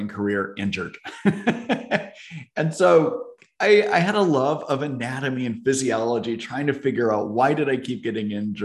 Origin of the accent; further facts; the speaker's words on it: Fort Wayne, Indiana, United States; now in Seattle, United States; I grew up in Northern Indiana, actually in Fort Wayne, Indiana